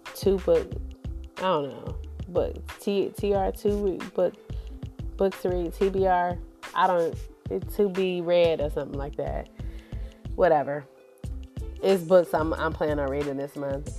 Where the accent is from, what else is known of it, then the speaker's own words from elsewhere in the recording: Cleveland, Ohio, United States; I'm a Browns fan. I'm from Cleveland